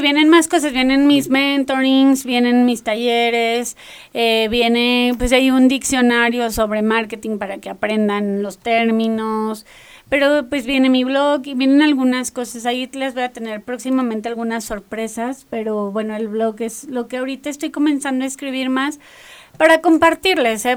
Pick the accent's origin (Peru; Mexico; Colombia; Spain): Mexico; northern Mexico; accent: norteña; decían que yo hablaba muy norteña